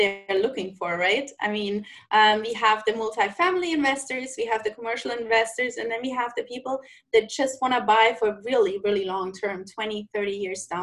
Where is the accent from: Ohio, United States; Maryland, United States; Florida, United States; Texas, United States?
Florida, United States; Southeast; I'm from Southeast Florida, and I'm a real estate professional.